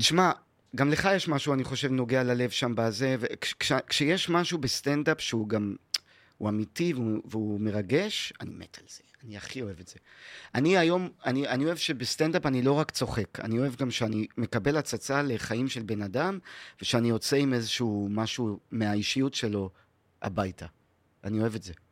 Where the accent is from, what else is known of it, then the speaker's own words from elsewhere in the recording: Haifa, Haifa District, Israel; also born or lived in New York / North Carolina; איפה שאני גדלתי, בכרמל בחיפה